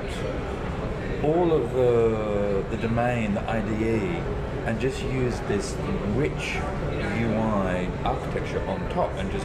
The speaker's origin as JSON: {"language": "English", "country": "Australia", "moved": "as an adult", "lives_now": "Norway", "said": "I'm an Australian. I'm an Australian who has migrated to Norway because of a beautiful family"}